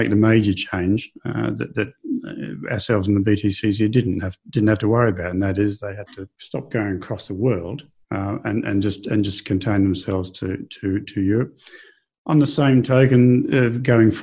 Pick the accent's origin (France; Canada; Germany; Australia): Australia; moved away; being Australian